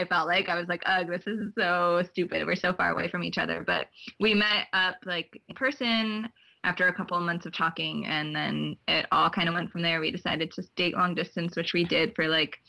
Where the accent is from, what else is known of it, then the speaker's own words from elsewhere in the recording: New Jersey, United States; now in Boston, United States; I'm from here. I grew up in New Jersey